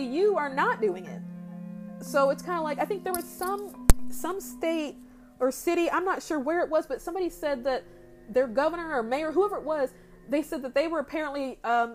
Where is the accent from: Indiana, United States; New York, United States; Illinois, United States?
Indiana, United States; I'm a Hoosier, I'm from Indiana, I've been here for over 20 years of my life